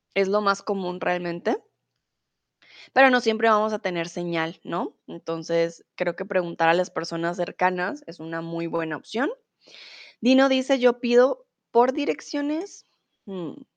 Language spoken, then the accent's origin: Spanish; Colombia; also born or lived in Mexico; now in Germany; soy de Colombia, comúnmente de en Alemania, ahora estoy en el lindo y soleado México